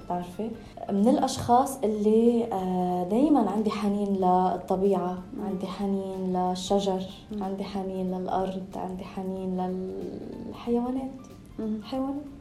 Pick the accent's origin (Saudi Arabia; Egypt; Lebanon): Lebanon; عشت طفولتي بلبنان